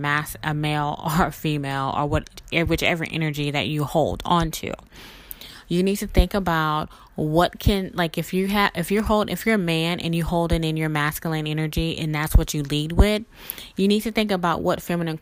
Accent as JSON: {"language": "English", "region": "Mississippi", "country": "United States", "moved": "yes", "lives_now": "New Orleans, United States", "said": "me originally being from Mississippi and living in New Orleans for about 20 years"}